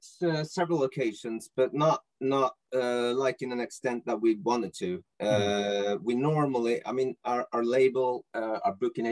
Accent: Norway; English is a second language; I'm from Norway, and yes, we speak good Norwegian

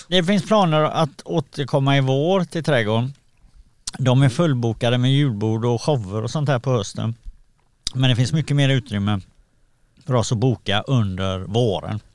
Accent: Gothenburg, Västra Götaland, Sweden; jag är uppvuxen i Backa i, i Göteborg

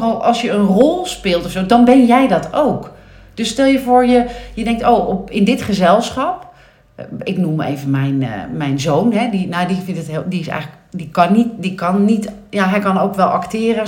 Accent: Nieuw-Vennep, North Holland, Netherlands; ben ik opgegroeid in Nieuw-Vennep

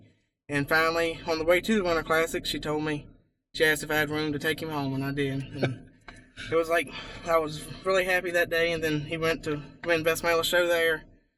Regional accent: Rutgersville, Virginia, United States; Rutgersville, Virginia.

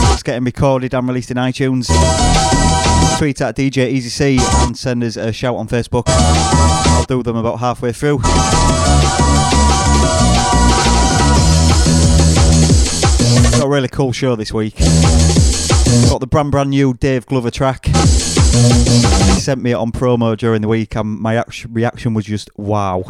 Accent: Hull, Yorkshire and the Humber, United Kingdom; my hometown of Hull, kind of where I grew up.

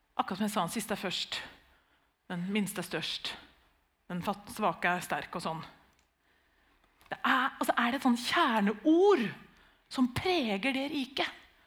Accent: Nissedal, Telemark, Norway; Vi er jo født og oppvokst i Nissedal

